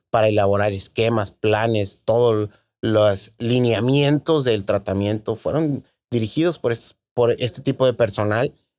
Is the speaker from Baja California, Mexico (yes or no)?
yes; Tijuana, Baja California, Mexico; Soy tijuanense, nací aquí en la Clínica 7, me imagino como la mitad de, de los tijuanenses, ¿no? Eh, aquí tuve la oportunidad de, en Tijuana, de hacer todos mis estudios, primaria, secundaria